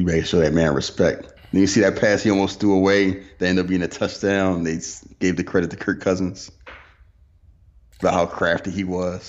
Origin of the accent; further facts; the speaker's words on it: Philadelphia, Pennsylvania, United States; now in Texas, United States; I'm from Philly.